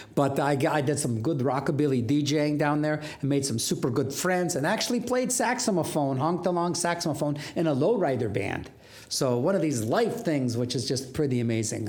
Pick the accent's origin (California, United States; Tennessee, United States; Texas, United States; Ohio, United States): Ohio, United States; growing up in Ohio